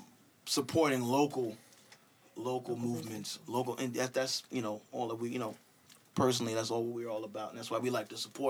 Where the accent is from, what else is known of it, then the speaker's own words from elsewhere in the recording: New York City, New York, United States; people are like, "Oh, so where are you from?" I'm like, "From Brooklyn."